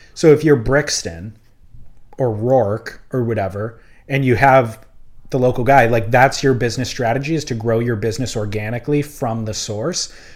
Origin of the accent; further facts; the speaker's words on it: Huntington Beach, California, United States; I grew up surfing in Huntington Beach